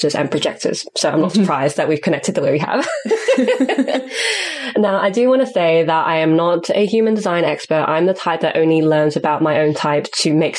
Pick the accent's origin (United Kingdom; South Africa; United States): United Kingdom; first language English; I'm a cisgendered, able-bodied British-born citizen with English as my first language